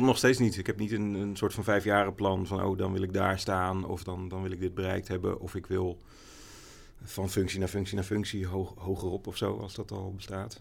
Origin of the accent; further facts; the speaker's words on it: Amersfoort, Utrecht, Netherlands; ik ben wel in Amersfoort opgegroeid. Ik ben niet geboren, maar vanaf mijn zesde ongeveer gewoond.